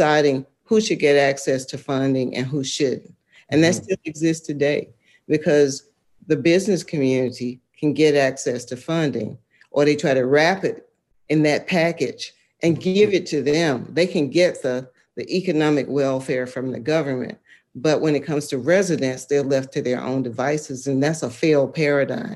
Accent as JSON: {"language": "English", "country": "United States", "moved": "as an adult", "said": "I'm from Lowndes County. I had the opportunity and privilege to live other places. And when I went back"}